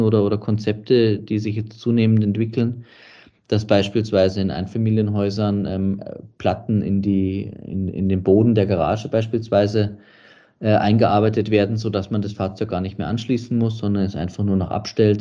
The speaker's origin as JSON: {"language": "German", "town": "Munich", "region": "Bavaria", "country": "Germany", "tie": "born or raised there", "moved": "yes", "lives_now": "Radstadt, Austria", "said": "Ich bin in München geboren"}